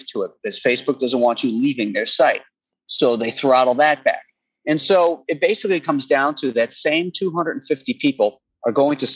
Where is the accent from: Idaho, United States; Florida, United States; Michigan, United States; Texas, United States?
Florida, United States; Space Coast; moved away; I grew up down there on the Space Coast.